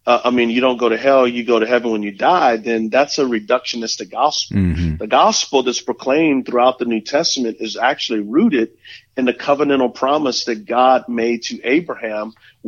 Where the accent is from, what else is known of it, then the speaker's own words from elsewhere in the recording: San Antonio, Texas, United States; moved away as an adult; now in Charlotte area, United States; I'm originally from San Antonio, Texas, But Charlotte, we came here in 1998, and so it's our adoptive home now. We love the Carolinas, and so our physical location is in Indianland, South